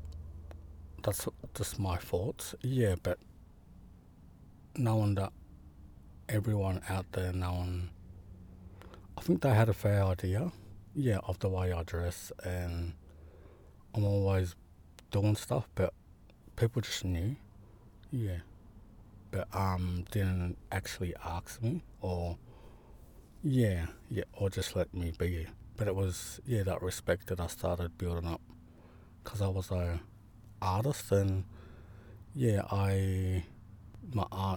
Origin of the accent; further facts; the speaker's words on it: Gippsland, Victoria, Australia; I'm from Gunai Kurnai, a Gunai artist from Gippsland, Southeast Australia